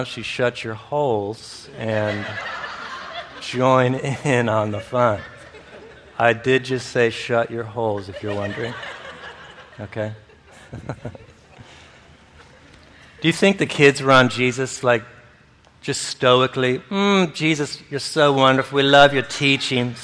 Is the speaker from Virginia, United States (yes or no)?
no; Michigan, United States; this place where I grew up in Michigan